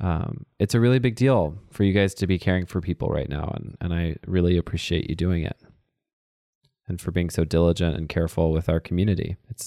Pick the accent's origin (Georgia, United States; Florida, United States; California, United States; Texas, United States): Texas, United States; moved away; also born or lived in Minnesota; growing up in Texas or living in Minnesota.